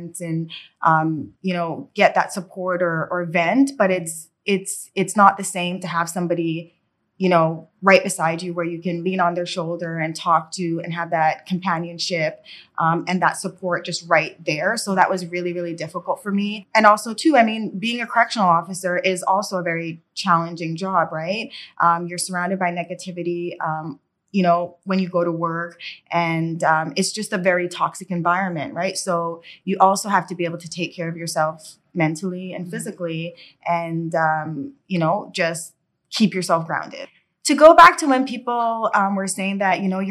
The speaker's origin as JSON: {"language": "English", "country": "Canada", "tie": "born or raised there", "also_born_or_lived": "Jamaica", "said": "I was born in Jamaica, came to Canada when I was 6 years old"}